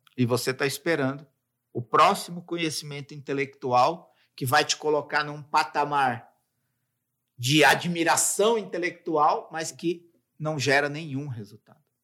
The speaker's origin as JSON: {"language": "Portuguese", "region": "São Paulo", "country": "Brazil", "said": "eu moro em São Paulo, né? Sou de São Paulo"}